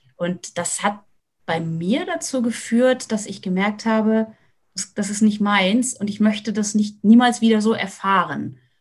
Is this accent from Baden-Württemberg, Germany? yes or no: no; Hesse, Germany; now in Lüneburg Heath, Germany; ich komme komm aus Hessen, vor der, ähm, vor der HR3-Hitparade gesessen